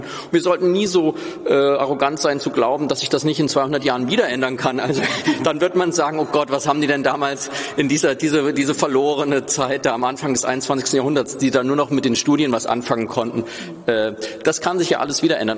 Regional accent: Hesse, Germany; Als Hesse

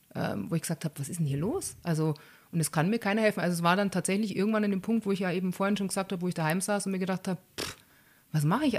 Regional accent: Bavaria, Germany; bei uns in Bayern

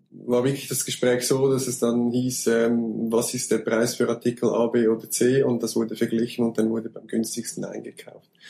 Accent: Switzerland; Äh, wie man es hört, komme ich aus der Schweiz.

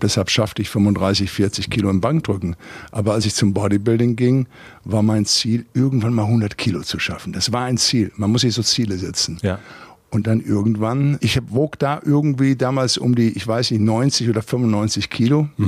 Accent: Recklinghausen, North Rhine-Westphalia, Germany; moved away as an adult; Ich komme aus dem Ruhrpott, Arbeiterfamilie, Vater Schlosser Schweißer, Mutter hat äh, Schuhe verkauft. Ich bin auf 55 Quadratmeter groß geworden in, in Recklinghausen Süd im Arbeiterviertel.

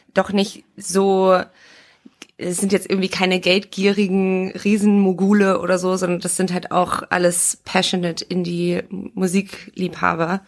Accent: Oldenburg, Lower Saxony, Germany; moved away; wir waren in Oldenburg, also quasi in meiner Heimat

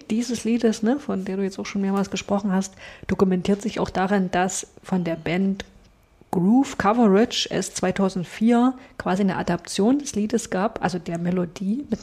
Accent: Saxony, Germany; an meine Sternsingerzeiten als Kind im Erzgebirge

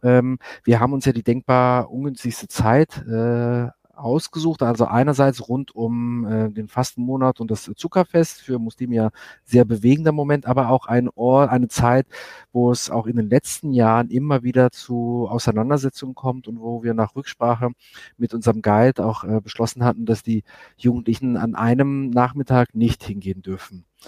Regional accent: Germany; moved away as an adult; now in Israel; ich komme aus Deutschland, kenne es nicht anders

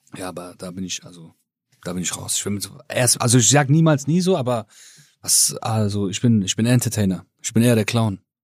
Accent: Rhineland, Germany; ich bin aus dem Rheinland

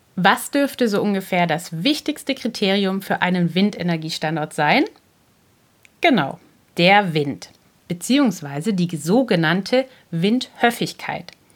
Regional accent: Germany; Bei uns in Deutschland

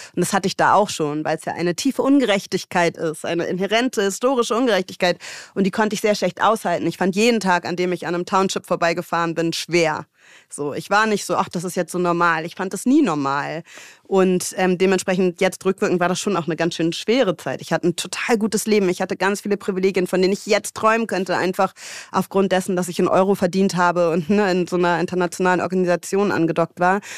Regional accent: Hamburg, Germany; moved away as an adult; also born or lived in London / South Africa; ich bin Hamburgerin, ich bin in Barmbek geboren

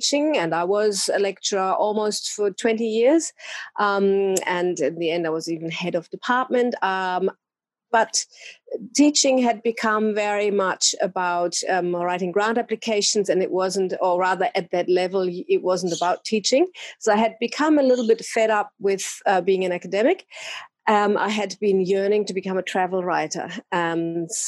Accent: Germany; English is a second language; moved away as an adult; also born or lived in Bali; now in Australia; I'm actually originally from Germany. I came to Australia a long, long time ago. Let's just say I was 25 years old.

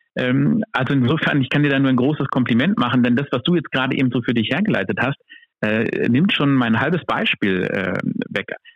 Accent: Berlin, Germany; ich komme hier aus Berlin.

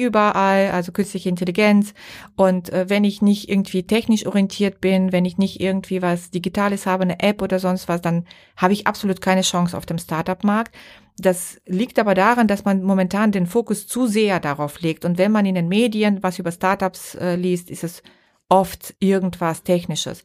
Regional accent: Bulgaria; now in Germany; ich darf das mal sagen als Bulgarin

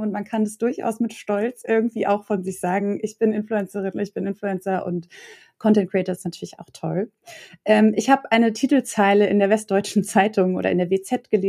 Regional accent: Hamburg, Germany; Ich bin ja in Hamburg aufgewachsen

